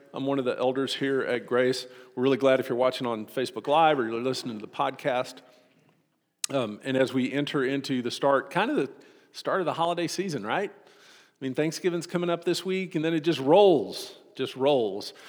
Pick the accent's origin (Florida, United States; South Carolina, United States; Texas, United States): Texas, United States; Austin; Growing up in Austin, whenever we would have family come and visit us from Hope